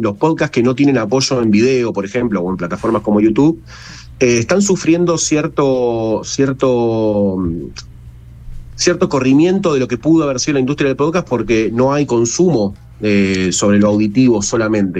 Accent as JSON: {"language": "Spanish", "country": "Argentina", "said": "nosotros como argentinos"}